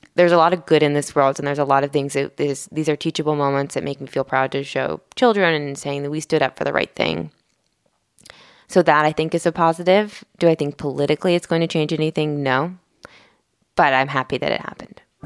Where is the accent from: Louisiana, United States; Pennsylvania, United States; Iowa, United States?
Pennsylvania, United States; outside of Philadelphia; I grew up outside of Philadelphia in the suburban counties there